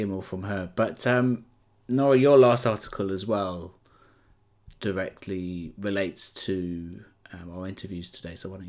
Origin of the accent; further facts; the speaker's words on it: Welsh, Wales, United Kingdom; as a Welsh person